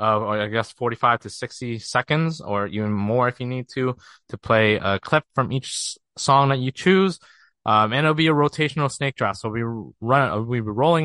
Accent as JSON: {"language": "English", "region": "Ontario", "country": "Canada", "said": "we're both from Canada. The closest city for us to is Toronto, the Six."}